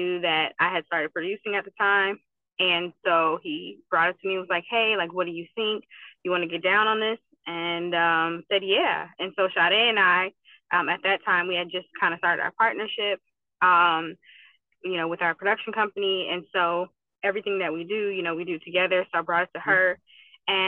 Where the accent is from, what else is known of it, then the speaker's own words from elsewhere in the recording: Kalamazoo, Michigan, United States; moved away; I'm from Michigan. I'm from Kalamazoo, Michigan